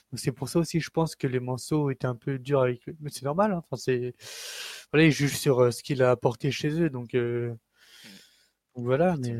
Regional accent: Le Mans, Pays de la Loire, France; de base je suis Manso, je suis né au Mans

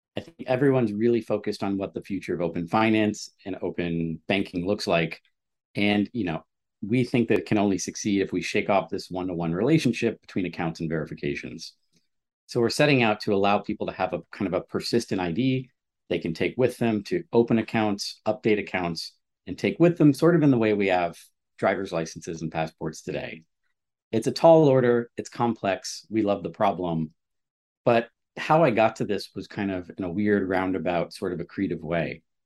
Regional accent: Stamford, Connecticut, United States; I grew up in Stamford, Connecticut

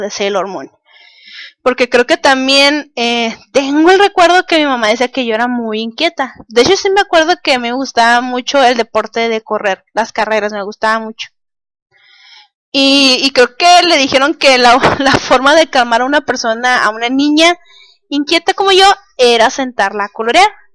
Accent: Mexicali, Baja California, Mexico; soy de Mexicali, Baja California

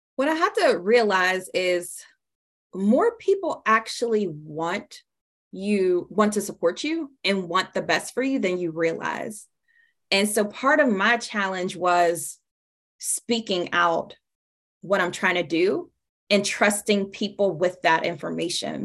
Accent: Pittsburgh, Pennsylvania, United States; now in Tampa, United States; I'm originally from Pittsburgh, Pennsylvania.

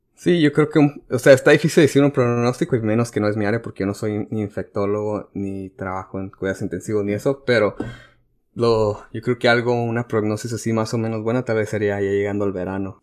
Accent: Mexico; porque soy

